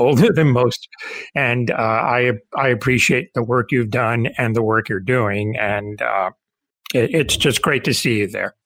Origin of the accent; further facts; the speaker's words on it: Cuba; moved away; I'm Cuban. I was born in the Caribbean